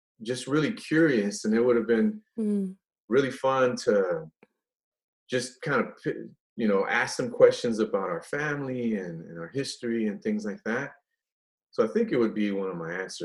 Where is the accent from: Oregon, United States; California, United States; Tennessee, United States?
California, United States; San Francisco; also born or lived in Guadalajara, Mexico; I was born in Guadalajara, and we immigrated to San Francisco when I was four